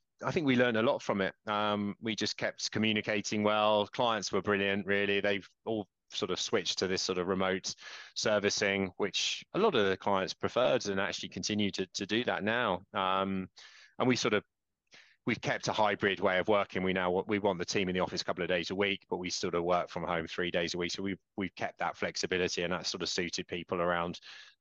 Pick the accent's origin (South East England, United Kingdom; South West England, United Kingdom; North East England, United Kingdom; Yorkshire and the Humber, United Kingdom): South West England, United Kingdom; Dorset; moved away as an adult; also born or lived in London; I grew up in Dorset